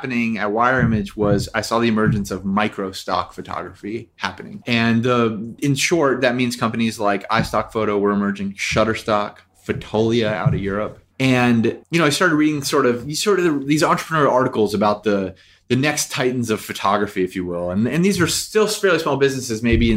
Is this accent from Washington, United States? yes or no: no; Nashville, Tennessee, United States; also born or lived in New York; now in Los Angeles, United States; I am from Nashville. My grandfather was a musician all of his life and a music teacher